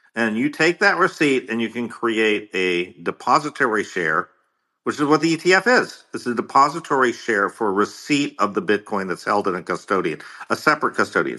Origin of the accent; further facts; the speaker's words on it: United States; as an American